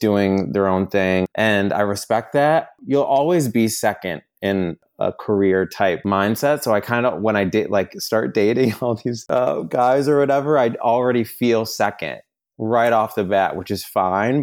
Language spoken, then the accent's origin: English; New York, United States; moved away as an adult; now in Los Angeles, United States; living in Los Angeles. I'm originally from New York. I've been out here for about six or seven years